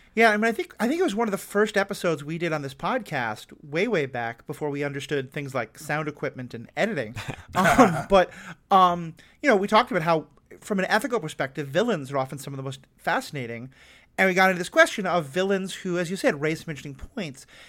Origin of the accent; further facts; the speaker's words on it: United States; I'm also white, I'm American, I have an awful lot of privilege